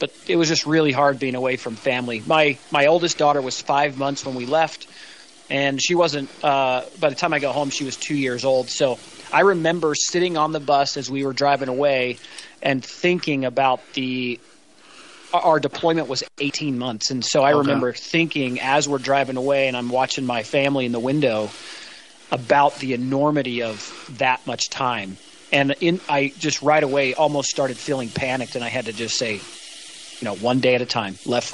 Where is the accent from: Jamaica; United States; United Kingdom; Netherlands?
United States; St. George, Utah; also born or lived in Sandy, Utah; now in Cody, United States; I was born in Sandy, Utah, raised in St. George, Utah